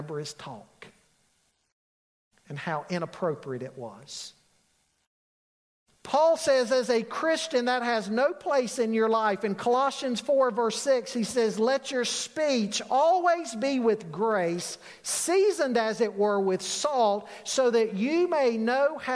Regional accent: Charlotte, North Carolina, United States; growing up in Charlotte, I worked at Harris Teeter near my home in the Cotswold area

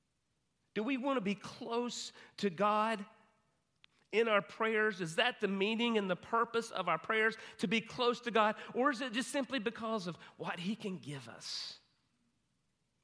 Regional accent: Hudson, United States; my hometown, Hudson

